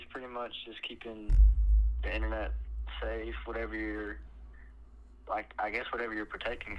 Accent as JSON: {"language": "English", "country": "United States", "accent": "thick southern drawl; mix between Louisiana, Mississippi accent, and a hillbilly", "said": "So my accent, I would say, is a mix between Louisiana, Mississippi accent, and a hillbilly."}